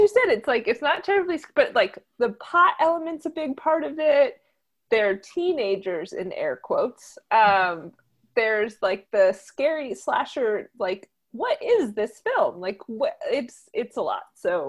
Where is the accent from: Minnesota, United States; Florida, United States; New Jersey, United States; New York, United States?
New Jersey, United States; accent: Jersey; my Jersey accent's going to come out when I say this word.